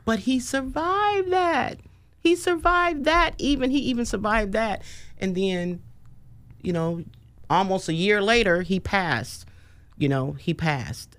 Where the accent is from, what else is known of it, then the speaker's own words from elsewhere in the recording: Oakland, California, United States; now in Sacramento, United States; was born and raised in Oakland